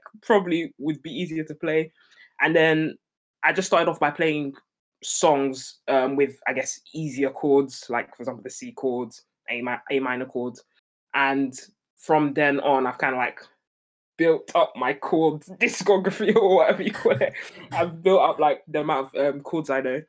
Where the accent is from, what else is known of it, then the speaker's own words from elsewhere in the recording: London, United Kingdom; London. Born and raised in London.